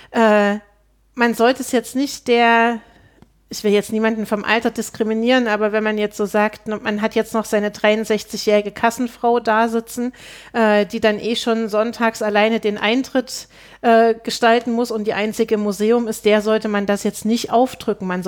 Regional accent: Zeitz, Saxony-Anhalt, Germany; ich komme aus Zeitz ursprünglich. Das liegt äh, 30 Kilometer von Altenburg weg.

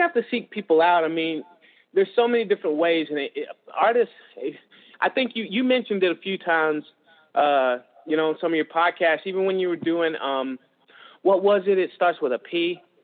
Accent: Georgia, United States; moved away; I'm from Georgia

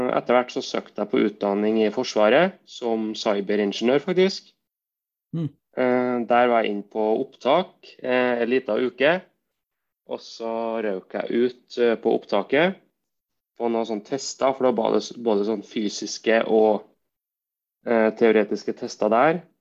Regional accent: Verdal, Trøndelag, Norway; now in Trondheim, Norway; opprinnelig er jeg fra Verdalen, by mellom Levanger og Steinkjer.

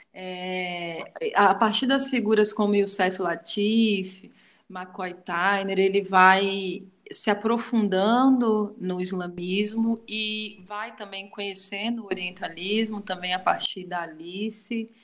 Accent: far south of Bahia, Brazil; now in Southeast Brazil; uma mulher preta, é, nordestina, sabe? É, que está já há muito tempo aqui nessa, nessa migração, né? Eu venho do extremo sul da Bahia

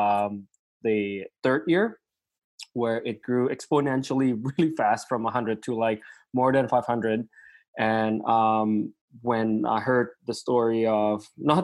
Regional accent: Indonesia; now in Vancouver, Canada; I'm also from Indonesia

